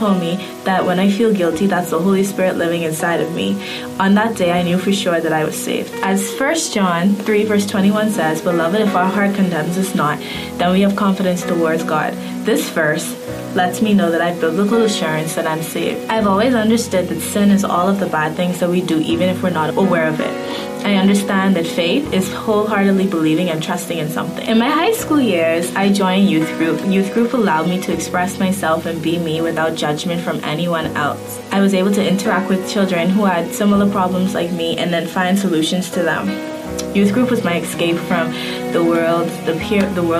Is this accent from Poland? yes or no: no; Bahamas; I am 15 years old and I grew up in the Bahamas